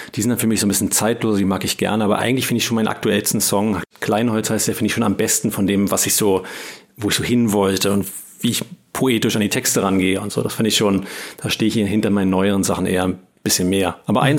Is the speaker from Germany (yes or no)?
yes; Berlin, Germany; ich bin Berliner, äh, mein Leben lang in Berlin gewesen, hier aufgewachsen und geboren